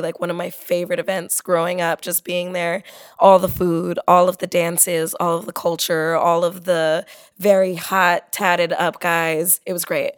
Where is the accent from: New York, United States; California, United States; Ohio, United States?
California, United States; San Diego; I grew up in San Diego